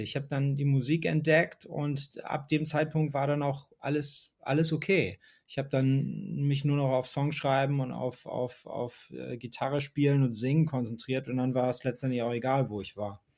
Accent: New Jersey suburb of Manhattan, United States; moved away as an adult; also born or lived in New York, United States; now in Hamburg, Germany; wo ich aufgewachsen bin, ist eigentlich wie so ein Vorort von Manhattan, ist aber auf der New Jersey-Seite

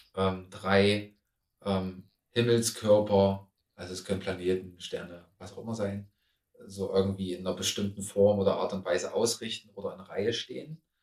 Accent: Germany; ich komme aus Deutschland, ähm, aus Europa.

